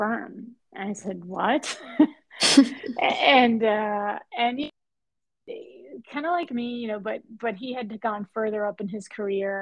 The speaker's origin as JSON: {"language": "English", "country": "Puerto Rico", "tie": "born or raised there", "also_born_or_lived": "Spain", "moved": "as an adult", "lives_now": "Boston, United States", "said": "my origins from tennis and growing up in Puerto Rico"}